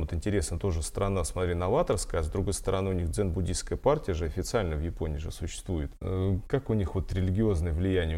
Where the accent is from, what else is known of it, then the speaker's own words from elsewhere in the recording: Voronezh, Voronezh Oblast, Russia; я из Воронежа